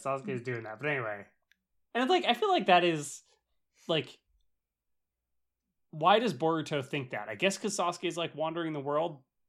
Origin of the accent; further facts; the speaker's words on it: Los Angeles, California, United States; like so funny growing up in Los Angeles and there being a fucking blimp everywhere.